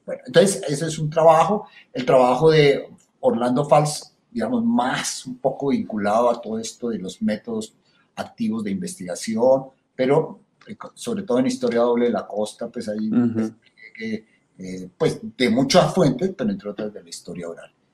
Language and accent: Spanish; Bogotá, Colombia; como un cachaco bogotano